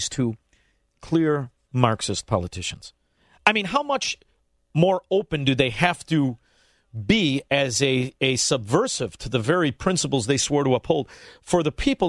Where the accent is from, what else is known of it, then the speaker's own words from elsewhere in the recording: Chicago, Illinois, United States; as a Chicagoan.